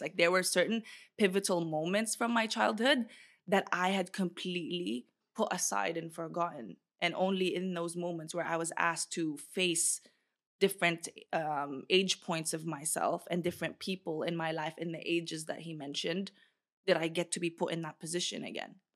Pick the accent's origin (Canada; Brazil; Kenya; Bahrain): Bahrain; moved away; also born or lived in Philippines; I was in Bahrain